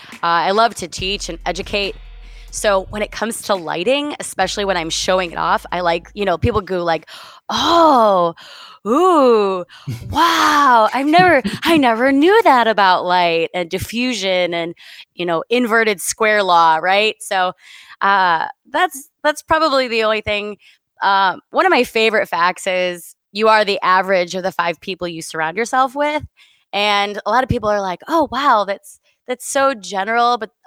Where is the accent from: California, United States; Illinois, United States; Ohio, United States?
Illinois, United States; Chicago; I am from Chicago, Illinois.